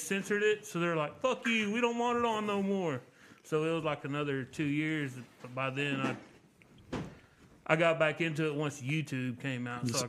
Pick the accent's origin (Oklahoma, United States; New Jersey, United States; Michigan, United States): Oklahoma, United States; Tulsa; I grew up in West Tulsa, and I had older people in my neighborhood that didn't have jobs